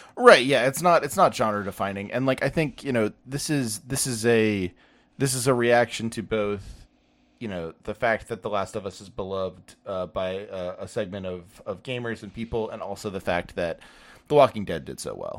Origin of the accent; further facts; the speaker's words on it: United States; I'm an American.